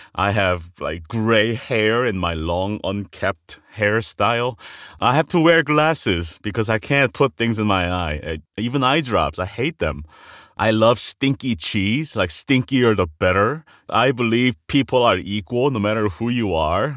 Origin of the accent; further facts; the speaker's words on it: South Korea; moved away; I'm an immigrant from Korea